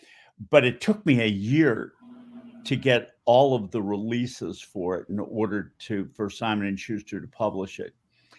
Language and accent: English; Newton, Massachusetts, United States; I grew up in Boston in the suburb of Newton.